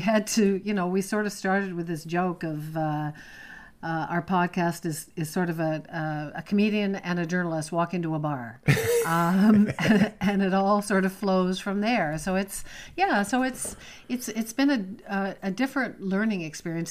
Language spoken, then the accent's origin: English; Toronto, Ontario, Canada; moved away as an adult; also born or lived in Montreal; now in Prince Edward County, Canada; I was born in Montreal, worked in Montreal for a few years, but I was raised and grew up in Toronto